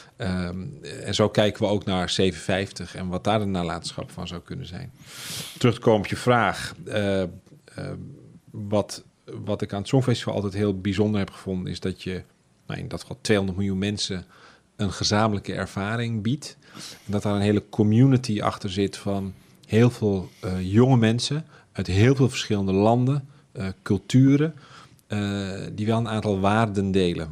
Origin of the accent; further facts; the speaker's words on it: Amsterdam, North Holland, Netherlands; Ik ben zelf geboren getogen Amsterdammer, opgegroeid in Osdorp, achter het Dijkgraafplein